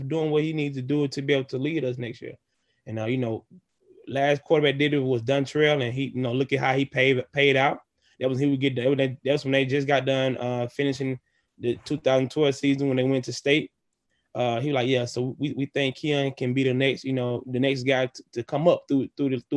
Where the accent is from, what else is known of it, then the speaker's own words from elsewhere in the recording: Laurel, Mississippi, United States; growing up in a small town, growing up in a small town, very family-oriented community